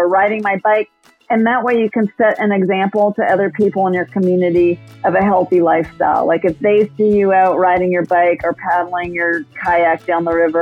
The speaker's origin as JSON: {"language": "English", "town": "Austin", "region": "Texas", "country": "United States", "tie": "born or raised there", "said": "I grew up in Austin and I went into journalism, worked for a couple of small newspapers and came back to my hometown to work for the Austin American Statesman"}